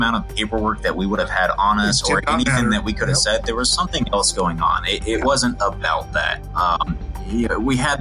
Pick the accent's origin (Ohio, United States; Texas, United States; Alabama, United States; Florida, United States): Florida, United States; I'm from Florida